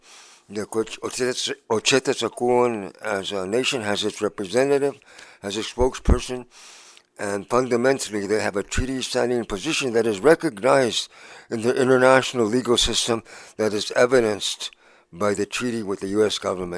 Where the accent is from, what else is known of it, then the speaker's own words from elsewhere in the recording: Arizona, United States; I come from Arizona.